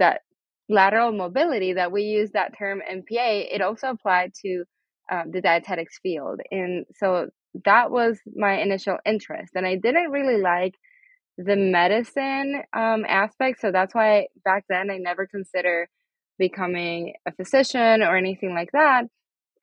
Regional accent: Venezuela; first language Spanish; English is a second language; now in United States; My primary language is Spanish. I'm actually from Venezuela, but I've been in the U.S. for many years now.

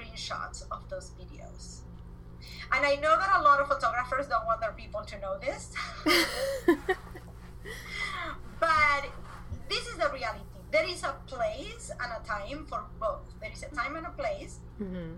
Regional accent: Argentina; English is a second language; moved away as an adult; also born or lived in Spain / Las Vegas, United States; now in United States; I am originally from Argentina. I came to the US in 2001. I came from Spain

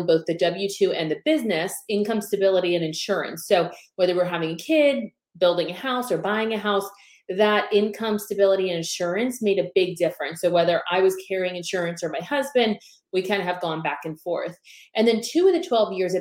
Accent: Pennsylvania, United States; also born or lived in South Florida; now in Tampa, United States; I originally was born and raised in Pennsylvania

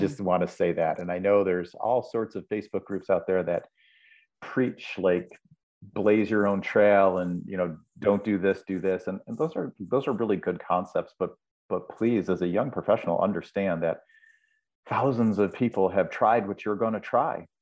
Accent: Buffalo, New York, United States; moved away; I was back in Buffalo, New York, my hometown

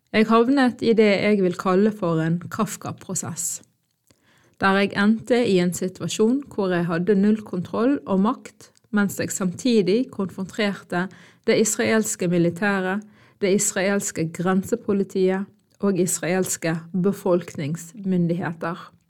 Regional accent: Norway; Jeg er født og oppvokst i Norge med sterke palestinske røtter

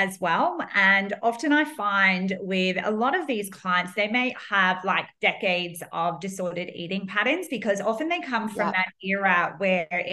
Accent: Ireland; moved away as an adult; now in Australia; I grew up in Ireland and came out to Australia probably about 14 years ago

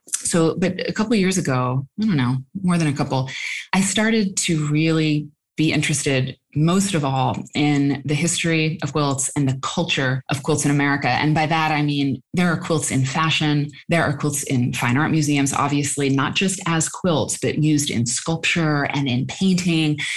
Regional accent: Iowa, United States; when we were growing up in Iowa

